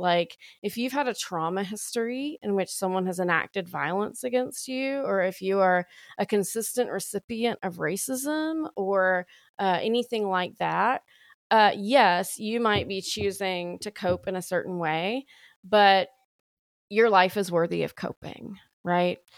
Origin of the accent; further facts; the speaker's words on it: Alabama, United States; accent: deepest deep of the South; moved away as an adult; also born or lived in Austin, Texas / Waco, Texas / Dallas, Texas / Oklahoma; I'm from Alabama, born and raised there